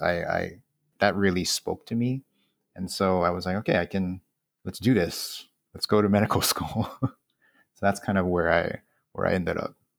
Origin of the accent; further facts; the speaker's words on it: Honolulu, Hawaii, United States; born and raised in Kalihi